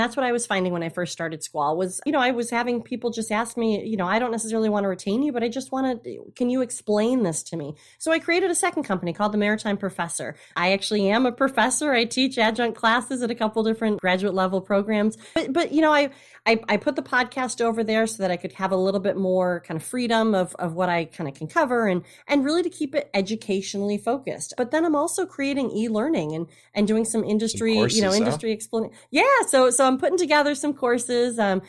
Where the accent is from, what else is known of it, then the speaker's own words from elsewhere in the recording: Midwest, United States; Like I'm a Midwesterner, you know, that speaks regularly.